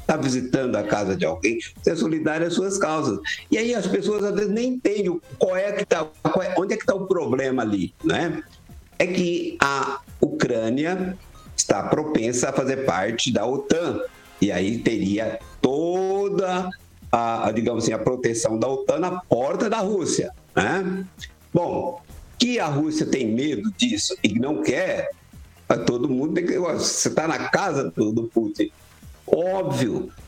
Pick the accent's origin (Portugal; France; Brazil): France; Portuguese is a second language; eu, eu, como francês, estou falando de União Soviética, né?